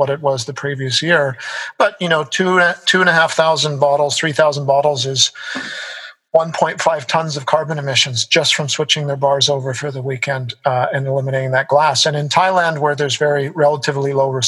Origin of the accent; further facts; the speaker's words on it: Canada; moved away as an adult; also born or lived in United States; now in Singapore; I come from North America, you know, lived in the US, grew up in Canada